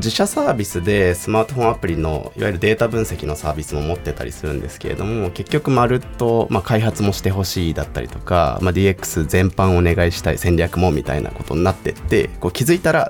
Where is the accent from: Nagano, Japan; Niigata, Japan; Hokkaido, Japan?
Niigata, Japan; moved away; also born or lived in Tokyo; 僕も3年前に地元新潟に U ターンした